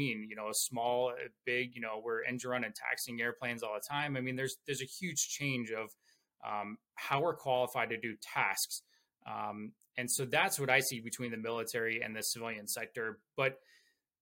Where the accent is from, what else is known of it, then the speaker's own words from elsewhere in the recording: Ohio, United States; now in Eagle Mountain, United States; I'm actually originally from Ohio, and I currently live in Eagle Mountain, Utah